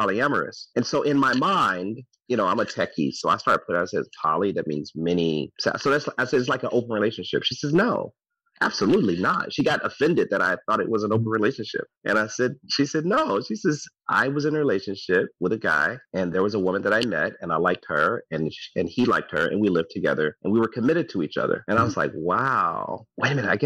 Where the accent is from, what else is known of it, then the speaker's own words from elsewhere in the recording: St. Louis, Missouri, United States; moved away as an adult; now in San Diego, United States; I'm from St. Louis